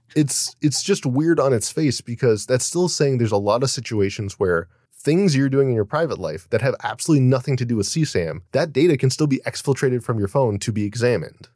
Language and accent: English; United States